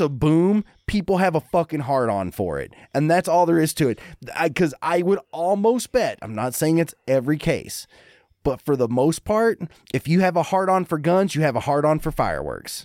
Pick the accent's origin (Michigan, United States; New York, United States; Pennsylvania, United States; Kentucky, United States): Kentucky, United States; Eubank; moved away; growing up in Eubank